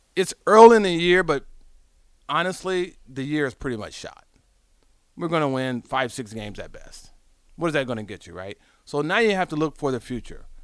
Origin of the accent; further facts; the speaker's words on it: Southern California, United States; moved away; I'm from Southern California